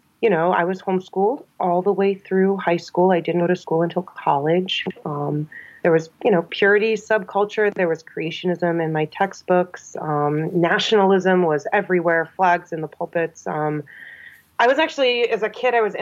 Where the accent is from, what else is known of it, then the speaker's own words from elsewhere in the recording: New Hampshire, United States; growing up in New Hampshire kind of compounds the whiteness